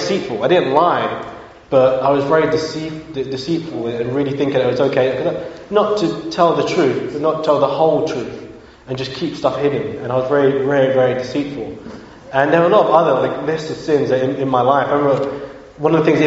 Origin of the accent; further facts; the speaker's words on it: London, United Kingdom; also born or lived in Bristol; now in Birmingham, United Kingdom; My parents moved back to London, and I grew up in London